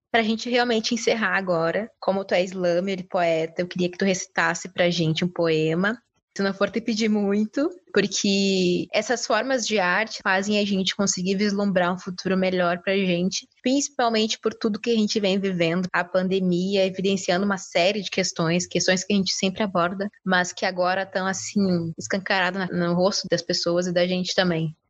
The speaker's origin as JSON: {"language": "Portuguese", "town": "Bagé", "region": "Rio Grande do Sul", "country": "Brazil", "said": "Eu sou de Bagé"}